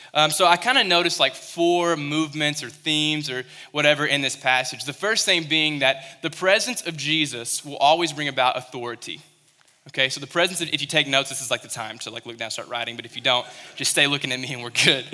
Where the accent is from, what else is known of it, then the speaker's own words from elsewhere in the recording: Western Kentucky, United States; moved away; I was in Western Kentucky, I came from Kentucky